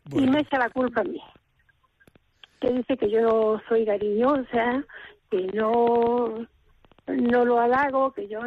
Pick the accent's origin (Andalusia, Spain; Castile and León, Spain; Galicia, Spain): Andalusia, Spain; Colomera; yo soy de un pueblecito cerca de Granada que se llama Colomera.